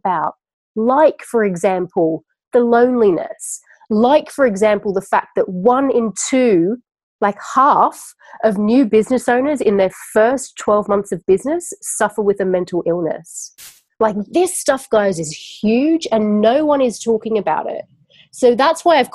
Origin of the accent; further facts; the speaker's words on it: Sydney, New South Wales, Australia; moved away as an adult; now in London, United Kingdom; I'm originally from Sydney, Australia.